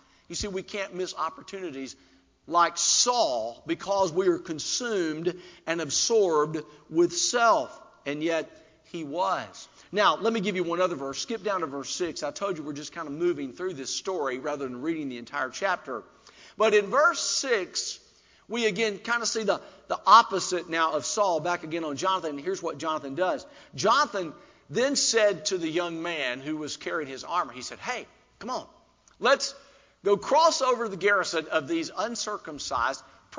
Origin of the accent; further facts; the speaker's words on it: South Carolina, United States; since I was from South Carolina, I wore, and I'm going to make some of you happy here, okay, I had a Clemson Tiger.